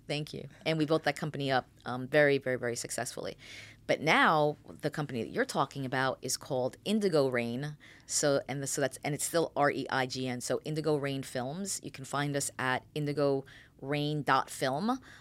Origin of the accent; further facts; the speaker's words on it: New York City, New York, United States; moved away; also born or lived in Fairfield, New Jersey; I was born in the Bronx.